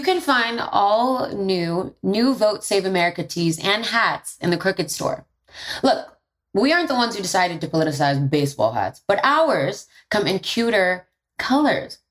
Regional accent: New York City, New York, United States; I'm from the Bronx and I'm first generation American on my dad's side.

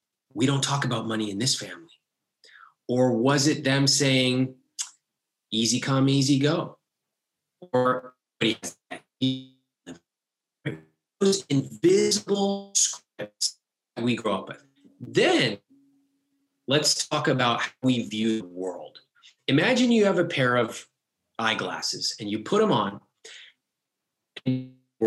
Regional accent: United States; Growing up in America

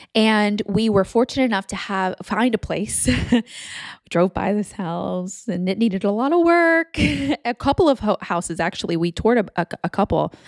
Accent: Texas, United States; moved away as an adult; also born or lived in Louisiana / California; moved to Texas when I was ten, and then I grew up there

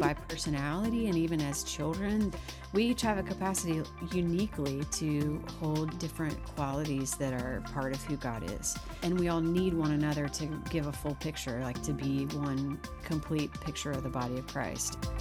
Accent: Missouri, United States; moved away as an adult; now in Nashville, United States; originally from Missouri

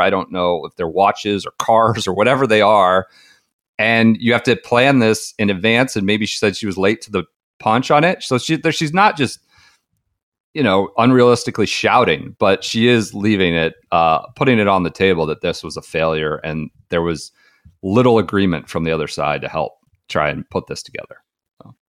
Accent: United States; as an American fan

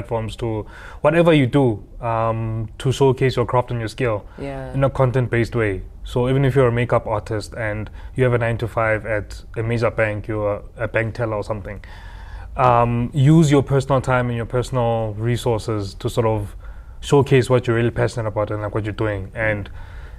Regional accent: Harrismith, Free State, South Africa; moved away as an adult; also born or lived in Bloemfontein, South Africa; now in Johannesburg, South Africa; I'm from Harrismith originally, born and bred in the Free State.

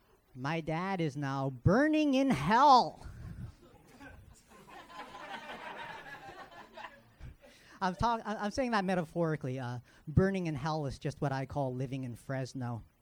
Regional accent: Philippines; Apparently, there's only one learning disability that affects Asians, being Filipino.

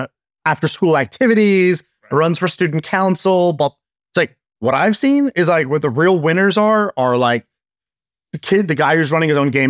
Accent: Australia; It's like, because they're from Australia, I'm from Australia. If they made it, I can make it.

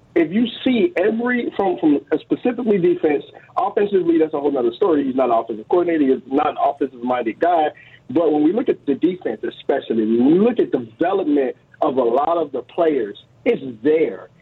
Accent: Chicago, Illinois, United States; moved away; I was born and raised in Chicago

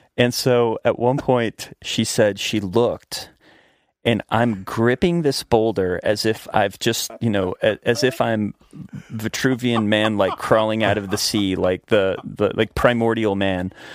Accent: Shenandoah Valley, Virginia, United States; I grew up in Virginia, in the Blue Ridge Mountains of Virginia, in the Shenandoah Valley.

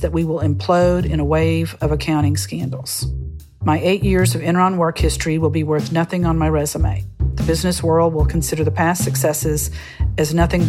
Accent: Tomball, Texas, United States; also born or lived in New York; I grew up in Tomball, Texas. Went to the University of Texas at Austin

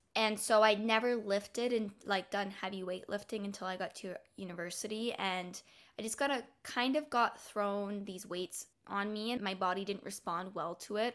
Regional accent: Canada; now in Ontario, Canada; Canada's Olympic coaches were starting a club in my hometown.

